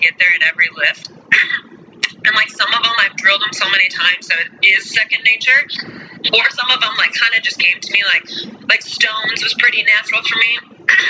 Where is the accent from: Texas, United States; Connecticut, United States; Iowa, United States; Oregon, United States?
Iowa, United States; Cedar Rapids; I am from Cedar Rapids, Iowa.